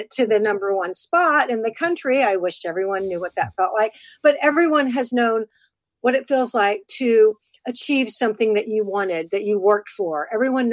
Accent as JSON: {"language": "English", "region": "Texas", "country": "United States", "said": "I'm from Texas"}